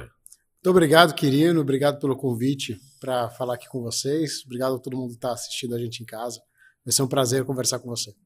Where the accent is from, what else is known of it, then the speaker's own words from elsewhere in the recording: Ribeirão Preto, São Paulo, Brazil; moved away as an adult; now in Campinas, Brazil; eu sou de Ribeirão Preto, né, do interior de São Paulo. É, vim, vim de Ribeirão Preto em 2002 aqui para Campinas